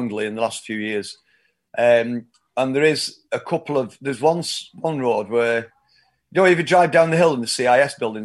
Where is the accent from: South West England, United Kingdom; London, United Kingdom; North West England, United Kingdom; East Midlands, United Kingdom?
North West England, United Kingdom; Oldham; I've grown up here, and I'm from Oldham, which is 8 miles north of Manchester, but very much part of the greater Manchester area